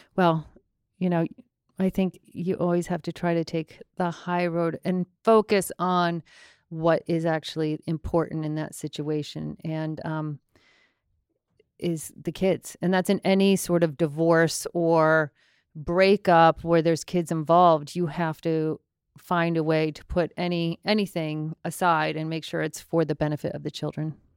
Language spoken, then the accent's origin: English; Longmeadow, Massachusetts, United States; I'm from Long Meadow, Massachusetts